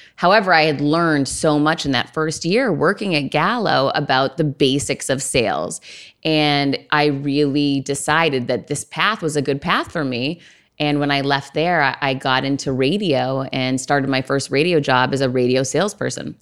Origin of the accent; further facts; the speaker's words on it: Worcester, Massachusetts, United States; I grew up in Worcester, Massachusetts.